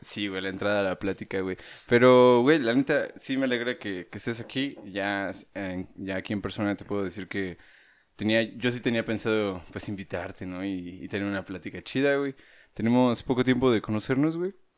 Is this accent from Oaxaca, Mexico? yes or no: no; Dolores Hidalgo, Guanajuato, Mexico; moved away as an adult; also born or lived in China; vengo de Guanajuato